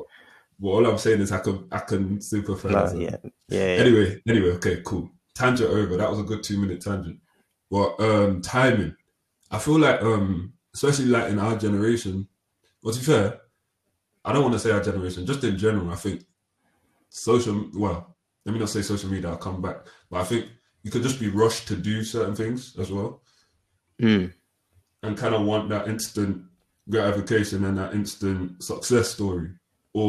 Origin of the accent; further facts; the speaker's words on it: Stoke-on-Trent, West Midlands, United Kingdom; I'm from Stoke